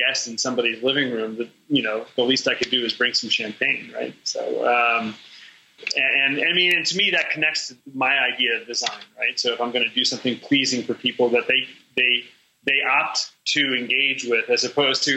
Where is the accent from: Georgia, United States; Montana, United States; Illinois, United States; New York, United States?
New York, United States; New York City; moved away; also born or lived in Chicago; I grew up in New York City, a child of the late 60s and 70s